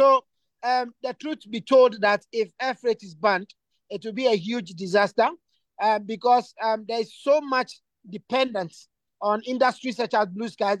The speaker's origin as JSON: {"language": "English", "country": "Ghana", "said": "as a Ghanaian"}